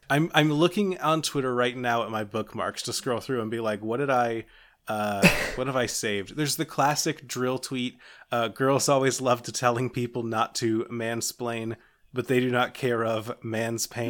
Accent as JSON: {"language": "English", "region": "Kentucky", "country": "United States", "said": "I'm from Kentucky, which means that people keep me up to date on horse stuff for some reason."}